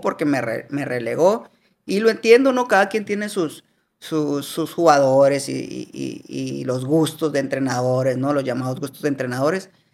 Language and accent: Spanish; Hermosillo, Sonora, Mexico; Yo soy de Hermosillo y estoy ahí